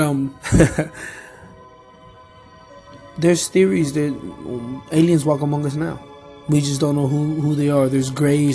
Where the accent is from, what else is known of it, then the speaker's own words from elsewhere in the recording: Peru; I'm from Peru.